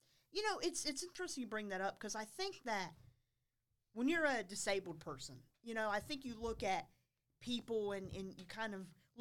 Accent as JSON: {"language": "English", "town": "Concord", "region": "North Carolina", "country": "United States", "said": "I'm from Concord, actually. From Concord, oh, wow. North Carolina"}